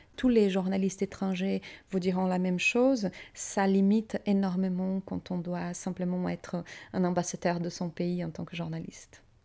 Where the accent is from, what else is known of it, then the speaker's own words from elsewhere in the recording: Maringá, Paraná, Brazil; French is a second language; moved away as an adult; now in Paris, France; Eu nasci no Brasil. Je suis née au Brésil